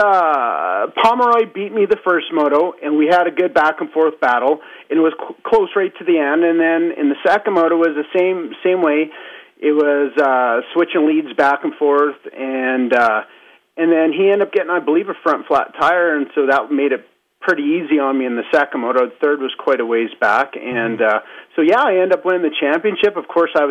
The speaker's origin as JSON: {"language": "English", "region": "Alberta", "country": "Canada", "said": "I'm from Alberta"}